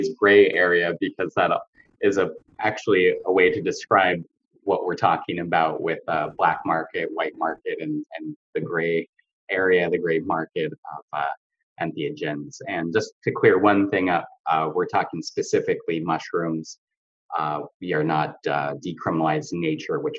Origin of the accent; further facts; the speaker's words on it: a suburb of Seattle, Washington, United States; also born or lived in Salt Lake City, Utah; now in California, United States; I grew up in Washington State in a suburb of Seattle.